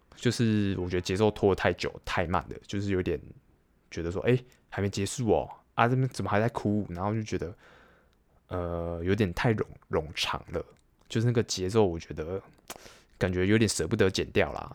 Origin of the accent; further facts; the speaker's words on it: Taiwan; 我自己身为台湾人